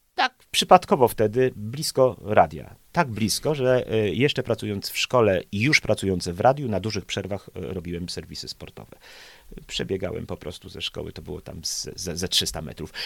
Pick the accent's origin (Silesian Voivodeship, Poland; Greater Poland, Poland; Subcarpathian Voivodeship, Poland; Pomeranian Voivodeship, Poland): Pomeranian Voivodeship, Poland; Pszczółki; now in Gdańsk, Poland; ja jestem chłopak z Pszczółek i moja drużyna nazywała się Potok Pszczółki